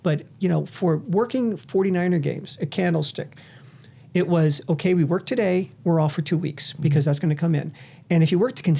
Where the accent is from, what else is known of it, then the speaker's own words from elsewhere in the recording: Bay Area, California, United States; now in Las Vegas, United States; I'm from the Bay Area